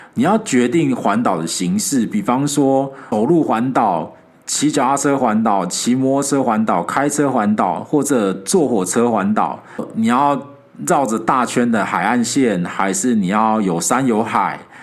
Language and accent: Chinese; Taiwan; 作为一个台湾人，更应该要想办法去感受一些不同角度的台湾